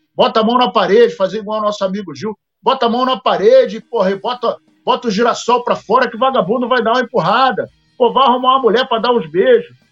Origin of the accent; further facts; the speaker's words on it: Paraíba, Brazil; Eu sou paraibano com muito orgulho.